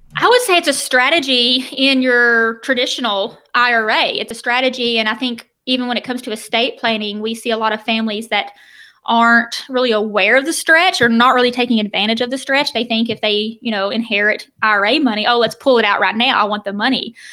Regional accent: the South, United States; I'm from the South

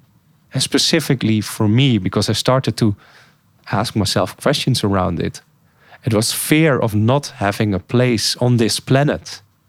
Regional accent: Bosnia & Herzegovina; English is a second language; I've restarted rebuilding my old house where I grew up in Bosnia.

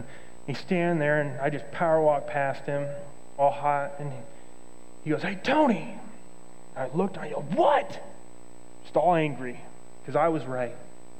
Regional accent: Thailand; well, I came from Thailand, so culturally we just see things differently

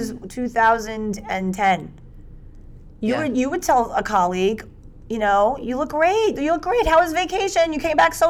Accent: New York City, New York, United States; I'm 49 years old. I'm a hugger. I'm from New York City. I mean, I'm a Brooklyn girl.

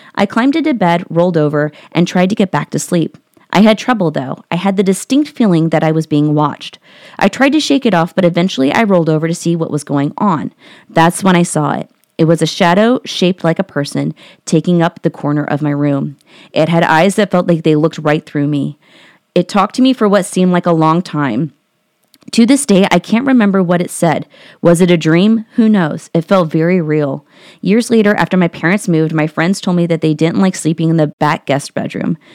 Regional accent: Columbus, Ohio, United States; I'm from Columbus, Ohio.

